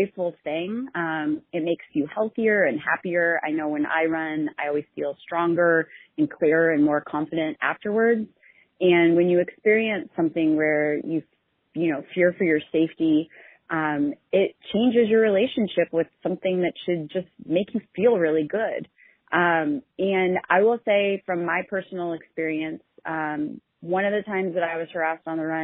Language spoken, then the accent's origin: English; Kansas City, Missouri, United States; moved away; I was born and raised in Kansas City, and my folks and my little sister still live there